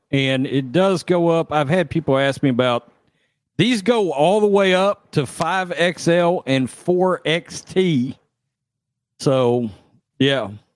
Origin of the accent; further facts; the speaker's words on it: Texas, United States; I'm from Texas